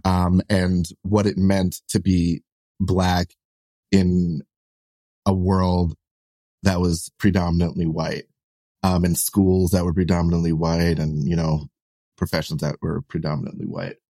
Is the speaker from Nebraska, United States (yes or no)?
no; New York City, New York, United States; kids like me who you know, we're, we're like solidly like middle class, lower middle class, you know, growing up in Brooklyn